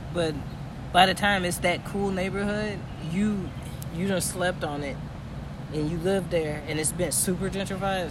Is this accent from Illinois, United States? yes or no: yes; Aurora, Illinois, United States; I'm from Aurora